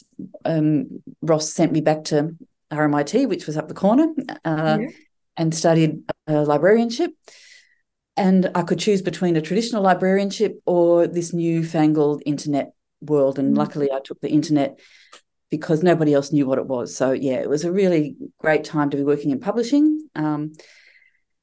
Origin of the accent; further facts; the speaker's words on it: Coburg, Victoria, Australia; moved away as an adult; now in East Gippsland, Australia; I grew up in Coburg, born and raised in Coburg